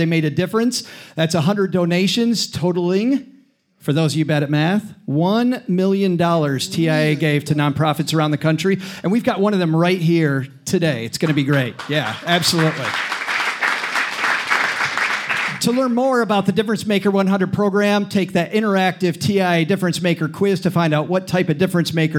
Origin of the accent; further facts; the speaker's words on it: Detroit, Michigan, United States; moved away; This is my hometown, Detroit.